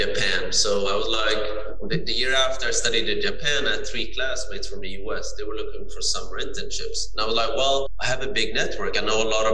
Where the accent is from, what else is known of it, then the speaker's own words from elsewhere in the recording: Sweden; I'm born and raised in Sweden